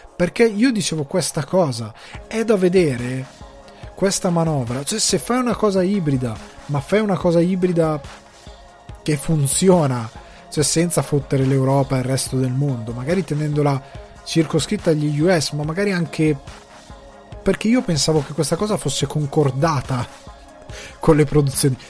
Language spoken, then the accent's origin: Italian; a small village in the Crema area, Lombardy, Italy; now in Ireland; io sia cresciuto in un paesino piccolo, io sono un campagnolo, il mio paese aveva una cosa che tanti altri paeselli della provincia cremasca non avevano